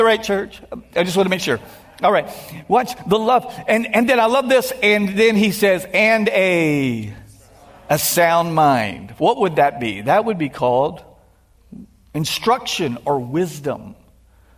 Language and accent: English; Texas, United States; I'm from Texas